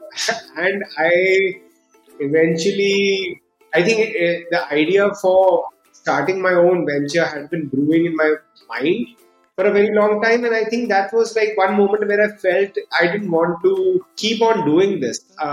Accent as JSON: {"language": "English", "region": "Delhi", "country": "India", "tie": "born or raised there", "also_born_or_lived": "United States", "said": "I grew up in Delhi, did my schooling in Delhi"}